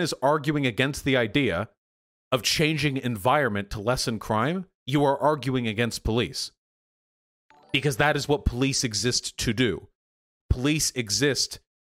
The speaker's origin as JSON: {"language": "English", "town": "Beverly Hills", "region": "California", "country": "United States", "tie": "born or raised there", "said": "I was born in Beverly Hills"}